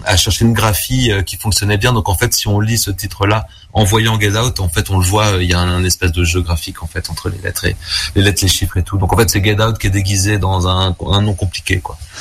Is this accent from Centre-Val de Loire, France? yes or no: yes; Tours, Centre-Val de Loire, France; moved away as an adult; also born or lived in Vendôme; now in Brussels, Belgium; je viens de Tours en France au départ